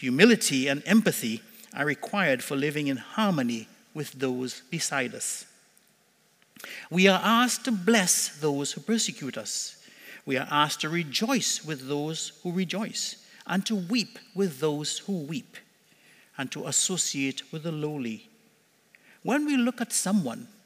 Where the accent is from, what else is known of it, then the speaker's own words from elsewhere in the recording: Trinidad & Tobago; now in Cornwall, Canada; When we were growing up in Trinidad as kids